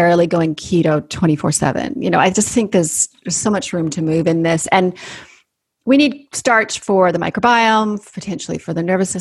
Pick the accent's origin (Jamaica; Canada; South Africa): Canada; accent: Canadian; moved away as an adult; also born or lived in Sydney, Australia; now in New Zealand; I went on to train as a naturopathic doctor in Canada, hence my Canadian accent